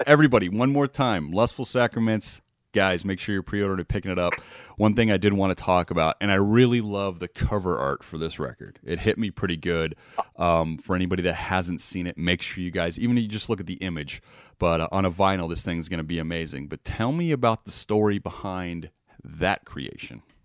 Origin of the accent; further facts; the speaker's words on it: Las Vegas, Nevada, United States; growing up in Vegas